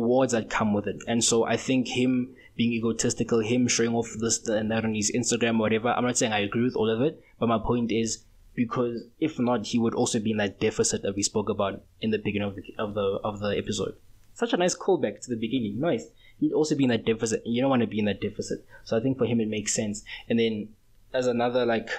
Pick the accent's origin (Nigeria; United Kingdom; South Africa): South Africa; We're still South African